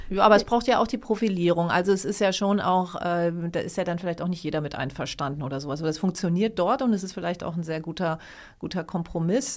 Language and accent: German; Lower Saxony, Germany; ich komme ja auch aus Niedersachsen